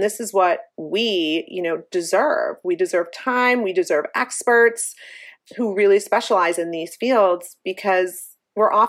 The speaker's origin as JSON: {"language": "English", "town": "Cleveland", "region": "Ohio", "country": "United States", "tie": "born or raised there", "said": "We grew up in Cleveland, Ohio"}